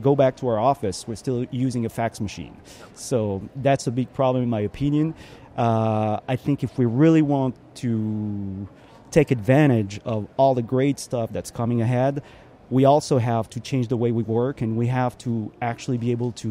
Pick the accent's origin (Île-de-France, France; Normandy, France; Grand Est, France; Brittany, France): Grand Est, France; Strasbourg; I do a thing called Strasbourrug in my hometown